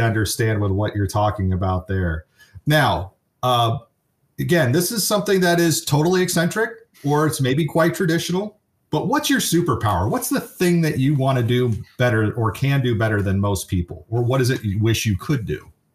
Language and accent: English; San Francisco Bay Area, California, United States; also born or lived in Kansas City, Missouri; I grew up in the San Francisco area